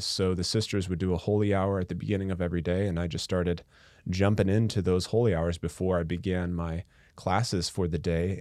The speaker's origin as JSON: {"language": "English", "town": "Atchison", "region": "Kansas", "country": "United States", "tie": "born or raised there", "said": "I was born and raised in Atchison, Kansas"}